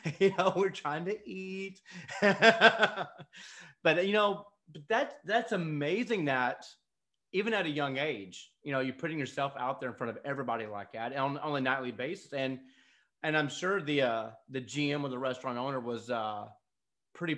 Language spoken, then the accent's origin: English; North Georgia, United States; I grew up in North Georgia